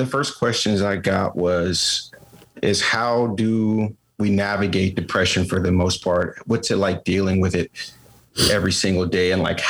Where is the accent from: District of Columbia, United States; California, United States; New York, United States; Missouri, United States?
District of Columbia, United States; Washington; born and raised in Washington, D.C., of course, nation's capital.